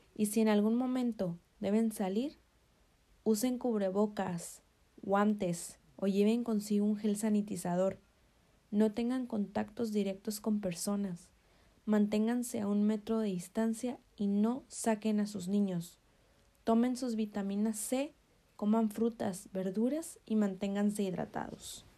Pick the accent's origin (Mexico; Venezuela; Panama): Mexico; En mi país, México